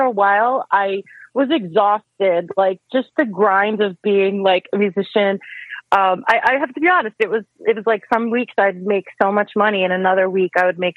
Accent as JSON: {"language": "English", "region": "New York", "country": "United States", "tie": "born or raised there", "said": "I grew up in New York, and I'm still living in New York"}